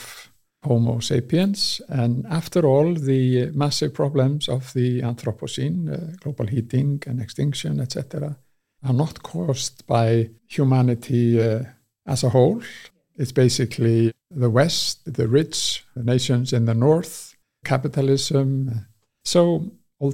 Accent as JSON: {"language": "English", "area": "Westman Islands", "region": "South Iceland", "country": "Iceland", "tie": "born or raised there", "also_born_or_lived": "Reykjavik / Manchester", "moved": "as an adult", "said": "I was born and raised in the Westman Isles"}